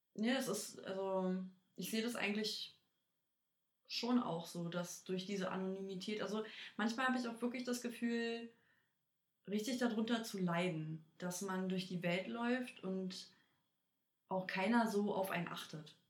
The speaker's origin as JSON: {"language": "German", "region": "Berlin", "country": "Germany", "said": "Ja, aus Berlin."}